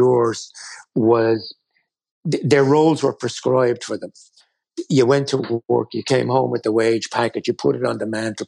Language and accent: English; Ireland; we as Irish people or as Catholics